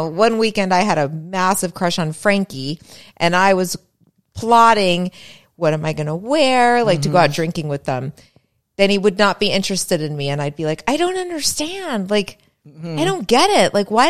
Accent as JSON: {"language": "English", "town": "Springfield", "region": "Massachusetts", "country": "United States", "tie": "born or raised there", "moved": "yes", "said": "I was in Springfield, Mass at this time."}